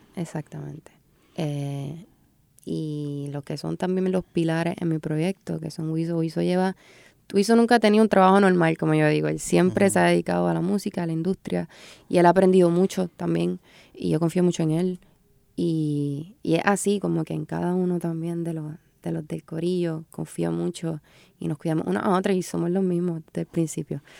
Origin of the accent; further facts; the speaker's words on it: Puerto Rico; soy puertorriqueña, vivo en Puerto Rico y sé la que hay